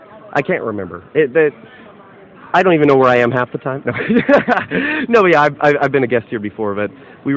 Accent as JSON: {"language": "English", "town": "St. Louis", "region": "Missouri", "country": "United States", "said": "we're both from St. Louis."}